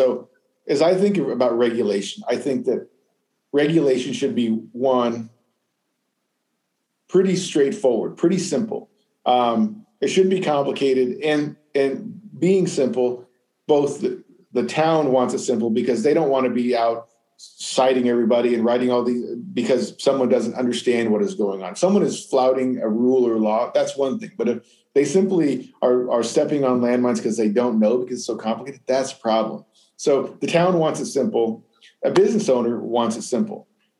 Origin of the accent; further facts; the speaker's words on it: Arizona, United States; now in Bloomington, United States; I came from Arizona. Urban sprawl is way worse out there.